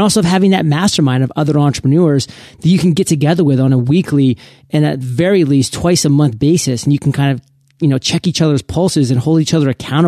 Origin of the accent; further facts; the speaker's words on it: Maine, United States; I mean, I love Maine. I'm from Maine. I had finally moved back to Maine after being gone for 13 years post high school.